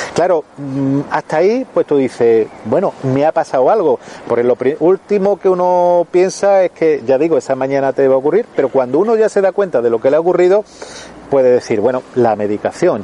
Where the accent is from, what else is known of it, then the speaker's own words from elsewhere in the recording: Melilla, Spain; soy de Melilla